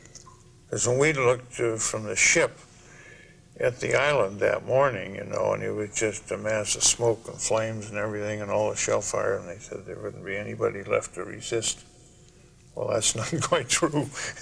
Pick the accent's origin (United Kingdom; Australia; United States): United States; Anoka, Minnesota; moved away as an adult; it's my hometown, you know. Born and raised here, and I feel very close to Anoka.